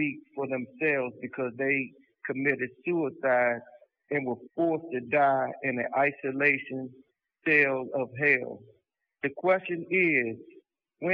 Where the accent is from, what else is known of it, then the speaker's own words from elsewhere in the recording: Washington, District of Columbia, United States; I am from Washington, D.C.